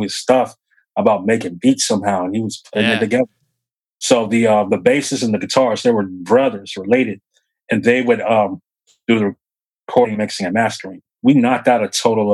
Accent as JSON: {"language": "English", "town": "Nashville", "region": "Tennessee", "country": "United States", "tie": "born or raised there"}